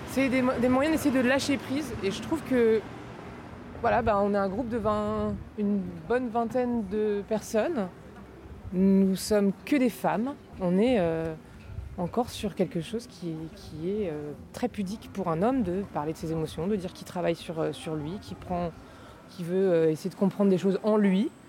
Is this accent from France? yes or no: yes; Nantes, Pays de la Loire, France; moved away as an adult; now in Paris, France; je suis pas de, Paris à la base. Je, suis de, je suis de Nantes, enfin banlieue, dans un village, donc je suis née à la campagne. Et en fait, en arrivant à Paris il y a 10 ans